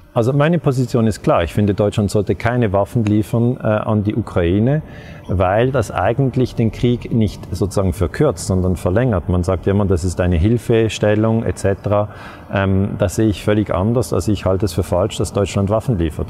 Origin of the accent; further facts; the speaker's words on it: Switzerland; die Schweiz, äh, mein Heimatland